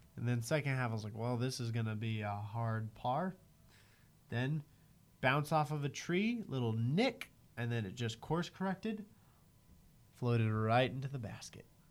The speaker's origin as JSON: {"language": "English", "country": "United States", "said": "as an American"}